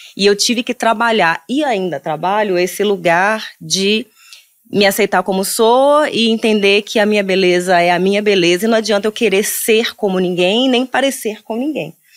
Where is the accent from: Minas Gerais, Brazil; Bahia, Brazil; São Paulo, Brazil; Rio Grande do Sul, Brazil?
Minas Gerais, Brazil; now in Rio de Janeiro, Brazil; Sou mineira, hoje eu moro no Rio